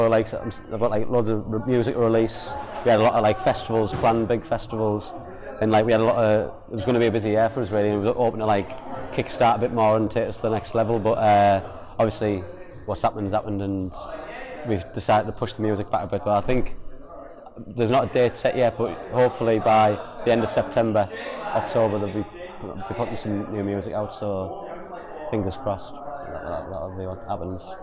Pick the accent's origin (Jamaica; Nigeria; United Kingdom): United Kingdom; Hartlepool, North East England; I'm from Hartlepool